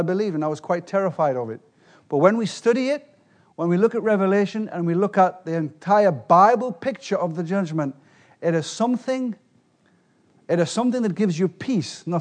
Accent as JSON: {"language": "English", "region": "England", "country": "United Kingdom", "said": "I'm from England."}